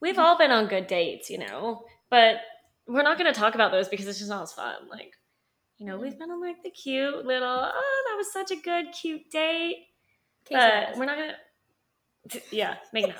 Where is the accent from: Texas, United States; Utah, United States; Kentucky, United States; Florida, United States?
Utah, United States; We are from Utah.